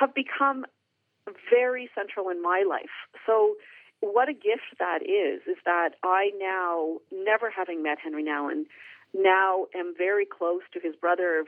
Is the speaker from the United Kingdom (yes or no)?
no; Canada; I'm Canadian. I'm not Dutch.